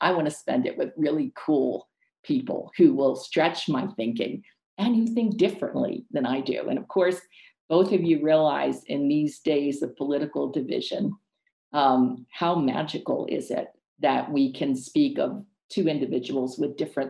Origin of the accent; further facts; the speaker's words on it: United States; moved away; And also the United States, of course, is my home country. I'll always be a US citizen, gave me opportunities, and I still work with so many clients there.